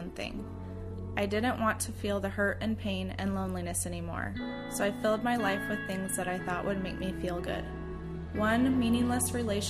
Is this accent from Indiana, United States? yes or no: yes; Warsaw, Indiana, United States; moved away as an adult; now in Maryland, United States; I left my hometown, Warsaw, Indiana